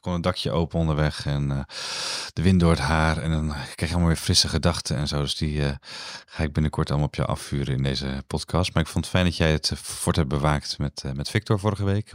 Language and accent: Dutch; Netherlands; als Nederlanders